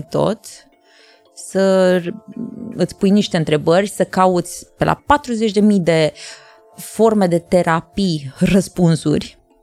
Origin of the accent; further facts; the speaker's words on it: Iași, Iași County, Romania; eu sunt o fată o fată totuși de la Iași